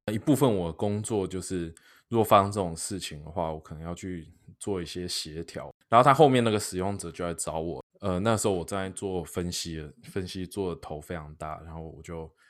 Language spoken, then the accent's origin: Chinese; Taiwan; 我在台湾长大，我在台湾念书，念到硕士班